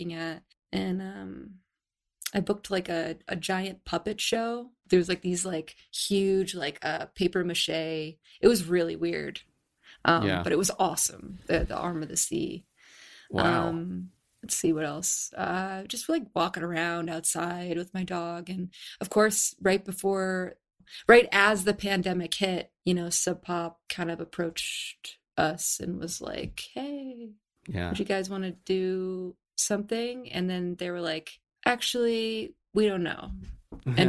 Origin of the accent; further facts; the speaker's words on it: Cape Cod, Massachusetts, United States; also born or lived in Ridgewood, Queens, New York City; now in Livingston Manor, United States; I'm not from the city. I'm actually from Cape Cod, Massachusetts